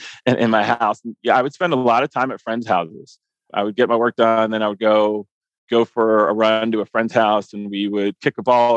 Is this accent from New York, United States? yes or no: no; Columbia, Maryland, United States; moved away; I grew up in Columbia, Maryland